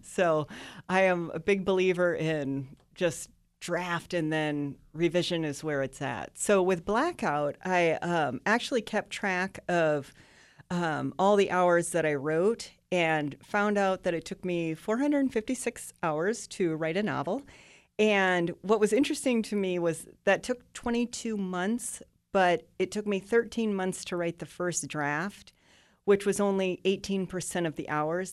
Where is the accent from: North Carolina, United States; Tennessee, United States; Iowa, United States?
Iowa, United States; Northwest; moved away as an adult; also born or lived in Lincoln, Nebraska; I grew up in Iowa, but I did live for a decade in Nebraska